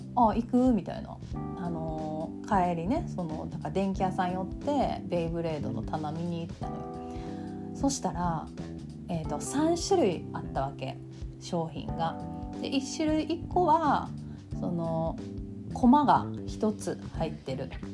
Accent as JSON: {"language": "Japanese", "region": "Kansai", "country": "Japan", "accent": "Kansai-ben"}